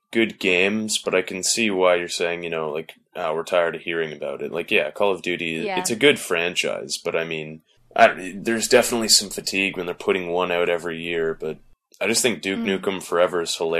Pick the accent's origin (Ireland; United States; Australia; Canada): Canada; Hey, well, I'm Canadian and I play Madden, so there you go.